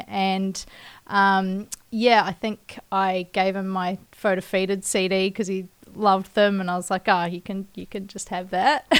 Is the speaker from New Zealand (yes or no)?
yes; Kaikoura, Canterbury, New Zealand; my hometown, Kaikoura